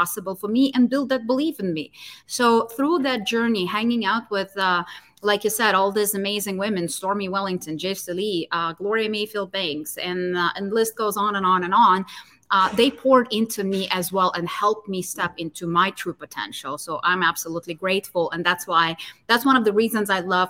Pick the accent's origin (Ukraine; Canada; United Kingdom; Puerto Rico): Ukraine; moved away; my hometown, in my home country.